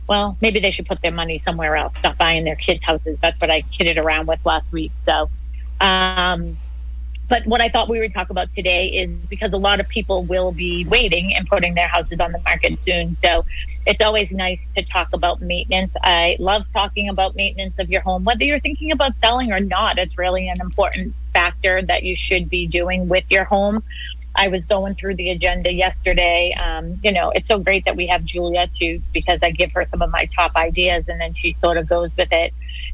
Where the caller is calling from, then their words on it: Boston, Massachusetts, United States; So I am calling in from Boston. That's where we are.